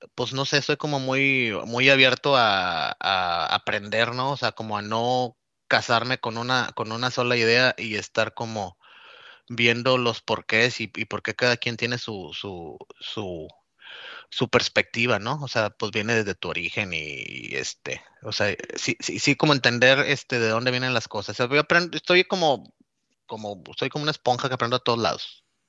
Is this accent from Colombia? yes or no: no; Nuevo Laredo, Tamaulipas, Mexico; moved away as an adult; also born or lived in Monterrey / Mexico City / Cuernavaca / Chiapas; now in United States; Yo soy originario de, la frontera de Nuevo Laredo, Tamaulipas